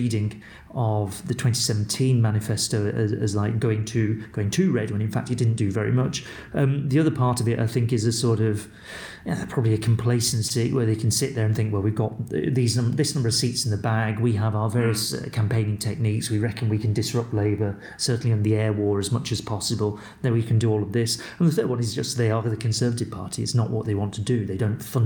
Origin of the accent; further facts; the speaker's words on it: Wigan, North West England, United Kingdom; I'm from Wigan